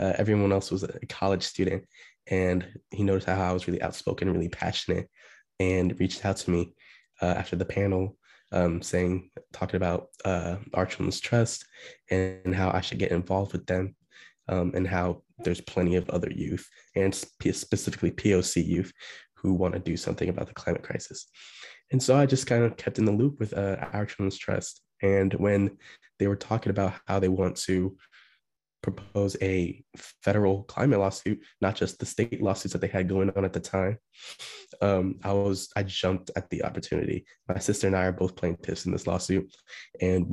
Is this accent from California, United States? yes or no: no; Beaverton, Oregon, United States; moved away as an adult; now in Washington, D.C., United States; I'm from Portland, Oregon, or more specifically Beaverton, Oregon